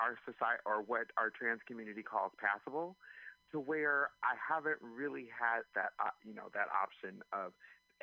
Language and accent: English; Anaheim, California, United States; now in San Francisco, United States; I've been in San Francisco for over 20 years. I'm originally from Anaheim, California